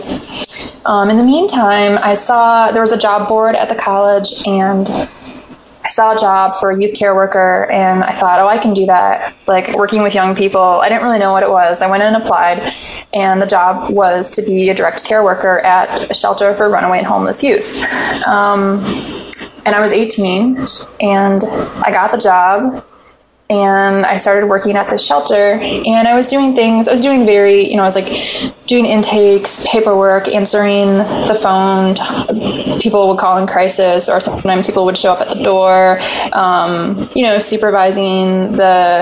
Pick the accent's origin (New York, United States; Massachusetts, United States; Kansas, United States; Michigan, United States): Michigan, United States; I grew up in Michigan